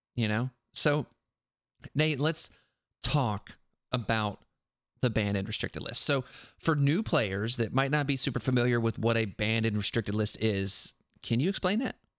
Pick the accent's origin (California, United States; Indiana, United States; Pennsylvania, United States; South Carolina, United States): South Carolina, United States; now in Tennessee, United States; I live in Tennessee now, but I grew up and learned in South Carolina